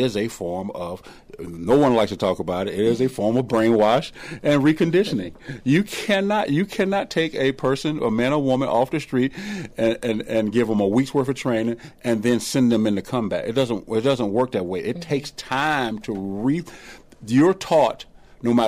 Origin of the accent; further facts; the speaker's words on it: the South, United States; I grew up here in the South